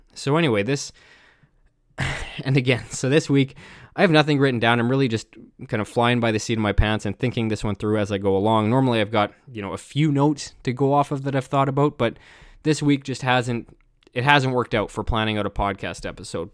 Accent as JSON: {"language": "English", "country": "Canada", "said": "I'm Canadian"}